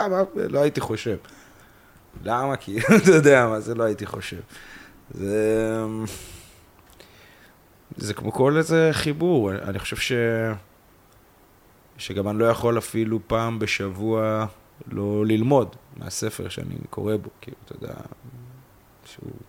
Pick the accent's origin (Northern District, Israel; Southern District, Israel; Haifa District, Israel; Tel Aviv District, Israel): Southern District, Israel; Kiryat Gat; moved away as an adult; now in central Israel; אני אמנם חי פה 10-11 שנים במרכז, אבל אני בא מקריית גת ומבית של אימא אה, שלי, אחי, אחותי, דתיים